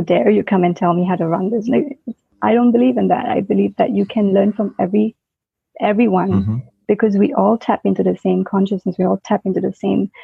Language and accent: English; Singapore; moved away as an adult; I was born in Singapore, you know, grew up in that system, and then I worked for 9 years in Singapore